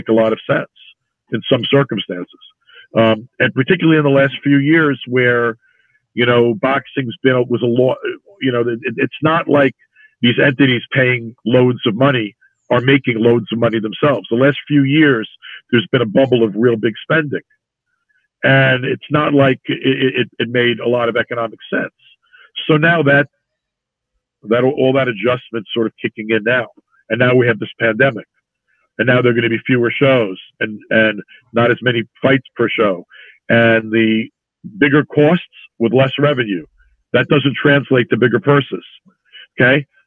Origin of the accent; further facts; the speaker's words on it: New York City, New York, United States; he talked about growing up in Brooklyn. And it turns out he and I grew up within a few blocks from one another